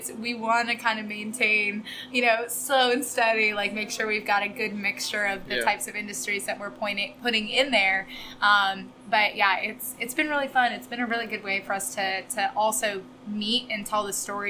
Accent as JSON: {"language": "English", "town": "Raleigh", "region": "North Carolina", "country": "United States", "tie": "born or raised there", "also_born_or_lived": "Wilmington, North Carolina", "lives_now": "Emerald Isle, United States", "said": "I grew up in Raleigh, but I went to UNC Wilmington"}